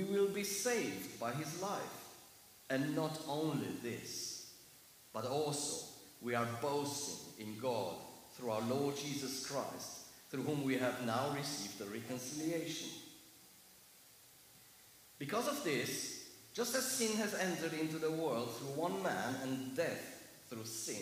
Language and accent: English; Germany; accent: heavy German; English is a second language; moved away; Please excuse my heavy accent. It's not East European, it's German.